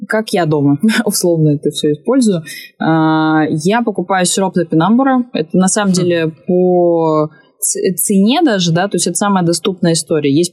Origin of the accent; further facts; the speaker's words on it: Crimea, Ukraine; вот, допустим, я росла в Крыму